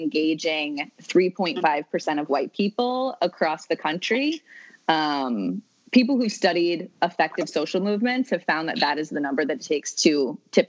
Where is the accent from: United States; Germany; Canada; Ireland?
United States; New England; I'm from New England, and it's like the land of the colorblind